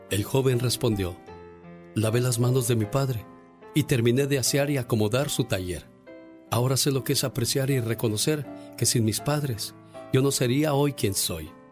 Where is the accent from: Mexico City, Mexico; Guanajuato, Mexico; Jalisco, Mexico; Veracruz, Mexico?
Jalisco, Mexico; Tamazula; moved away; Un día salí de Tamazula, Jalisco.